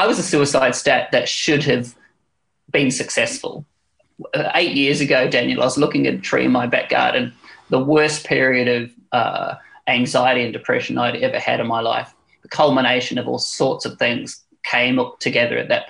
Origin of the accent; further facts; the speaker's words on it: New Zealand; now in London, United Kingdom; I'm a Kiwi abroad